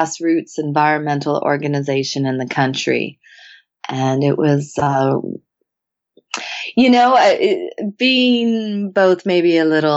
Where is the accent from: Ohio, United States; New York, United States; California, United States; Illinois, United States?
California, United States; Santa Barbara; Growing up in Santa Barbara and mostly up at Hollister Ranch